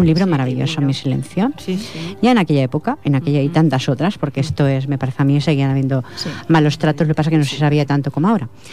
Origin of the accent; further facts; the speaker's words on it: Catalonia, Spain; yo soy nacida aquí en Cataluña